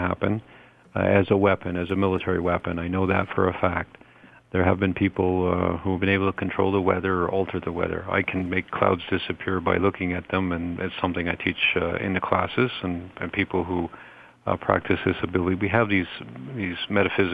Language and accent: English; Toronto, Ontario, Canada; my hometown of Toronto